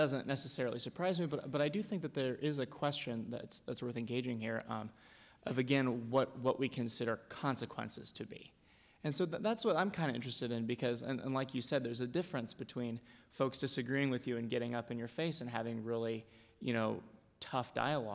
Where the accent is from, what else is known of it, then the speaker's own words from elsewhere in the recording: Dallas, Texas, United States; I'm from Dallas, Texas